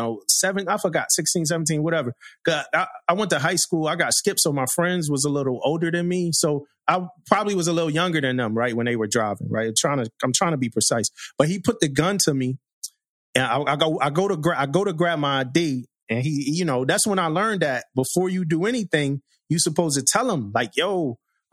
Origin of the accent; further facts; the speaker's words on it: Philadelphia, Pennsylvania, United States; I grew up in Philly, crazy neighborhood